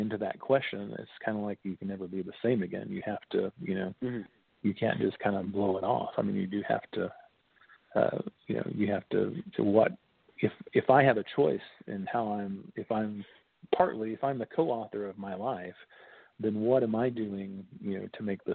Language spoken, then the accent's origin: English; Bluebell, Oklahoma, United States; I'm from Bluebell, Oklahoma, technically